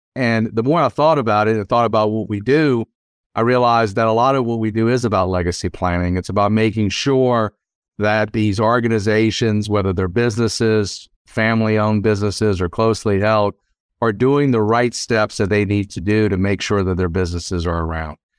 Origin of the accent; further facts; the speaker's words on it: South Louisiana, United States; moved away as an adult; also born or lived in Washington, D.C.; now in Lexington, United States; I grew up in South Louisiana